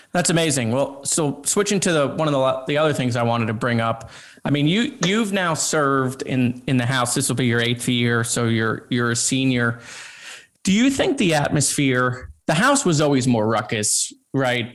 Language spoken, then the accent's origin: English; Broward County, Florida, United States; I'm a kid from Broward County.